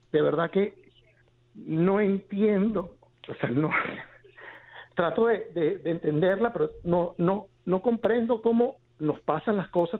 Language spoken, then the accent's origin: Spanish; Venezuela; now in United States; soy venezolano